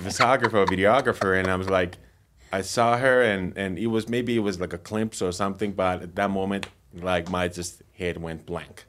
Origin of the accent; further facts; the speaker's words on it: Finland; moved away as an adult; now in United States; I'm originally from Finland. I moved to U S twelve years ago